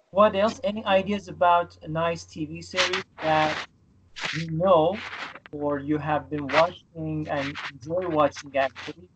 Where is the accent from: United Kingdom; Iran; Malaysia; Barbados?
Iran; now in Istanbul, Turkey; I am from Iran. I live in Istanbul